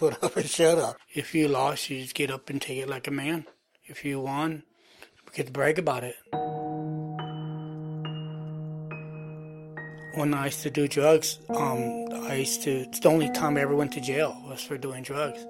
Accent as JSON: {"language": "English", "town": "Morgan Hill", "region": "California", "country": "United States", "tie": "born or raised there", "also_born_or_lived": "San Jose", "said": "I was born in San Jose, but I was raised in Morgan Hill."}